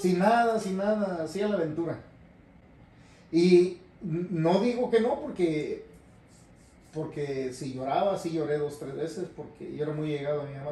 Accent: Jalisco, Mexico; moved away as an adult; also born or lived in Tijuana, Baja California / Guadalajara, Jalisco / Tamazula, Jalisco / California; now in North Carolina, United States; Nací en, mm, en, Tijuana. Y a los tres meses eh, se mudó mi mamá conmigo para Guadalajara. Ahí estoy en Guadalajara, Jalisco hasta los siete años.

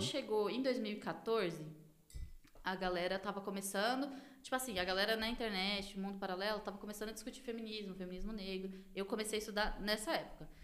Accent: Taboão da Serra, São Paulo, Brazil; sou cria daqui da divisa do Taboão com Campo Limpo.

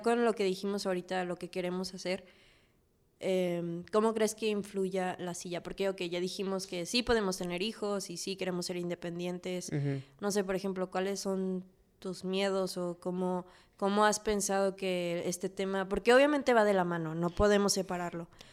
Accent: Mexico; amo México y más que como mexicana

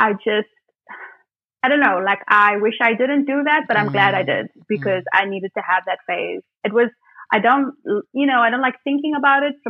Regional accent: Port Elizabeth, Eastern Cape, South Africa; moved away; back in Port Elizabeth, which is my hometown

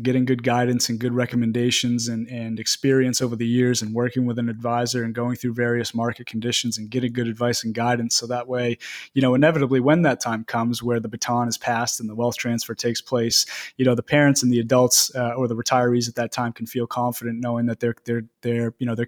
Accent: Greene, Maine, United States; also born or lived in Bangor, Maine / South Portland, Maine; I was born and raised in a small town, Green, right outside of Lewiston.

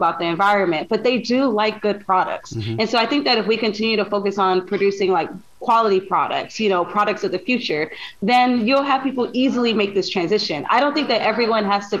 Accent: Los Angeles, California, United States; I'm from South Central Los Angeles, and the community I grew up in, we're very, you know, tight community based

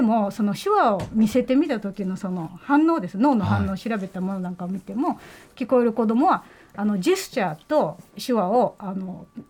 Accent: Osaka, Japan; accent: Osaka-ben; first language Japanese; 私の母語は日本語なんで日本語の大阪弁ですよね

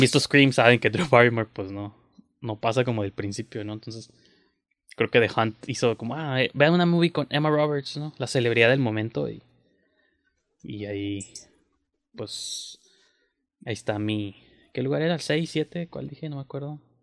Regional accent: Mexico; uno como mexicano

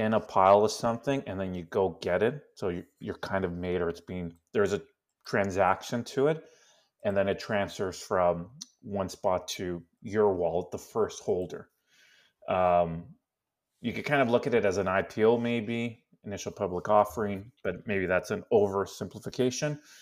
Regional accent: Canada; first language Spanish; English is a second language; I was born in Canada.

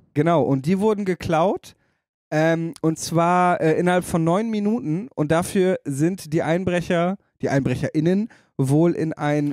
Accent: Damme, Lower Saxony, Germany; in Damme, meiner Heimatstadt

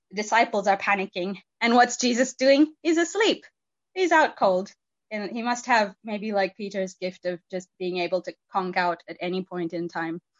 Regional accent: India; Um, and I I grew up in in India. I was a missionary kid

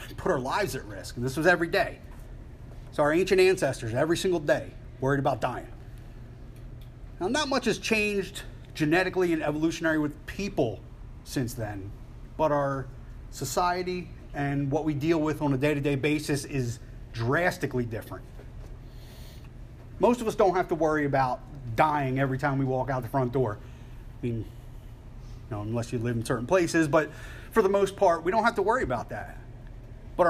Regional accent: Philadelphia, Pennsylvania, United States; I'm from Philly

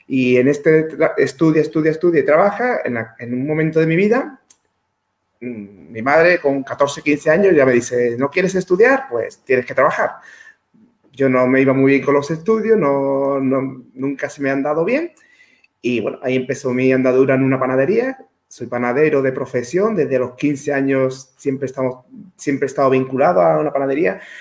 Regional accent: Dos Hermanas, Andalusia, Spain; soy natural de Sevilla, de dos hermanas. Es un pueblo de Sevilla, hace 42 años que vivo aquí, es decir, desde que nací.

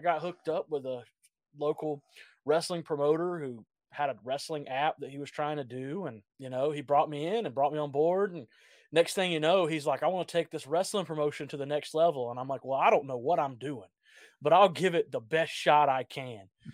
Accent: Georgia, United States; I grew up in Georgia

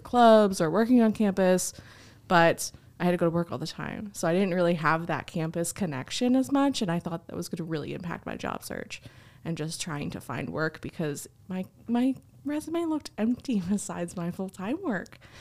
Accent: New Jersey, United States; moved away as an adult; now in Missouri, United States; I'm originally from New Jersey, so I started my college experience there at a community college. We wound up moving to Missouri

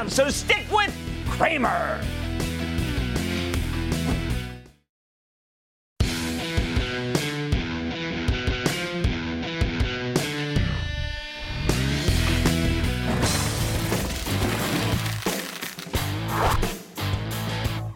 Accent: New Jersey, United States; my home state, New Jersey

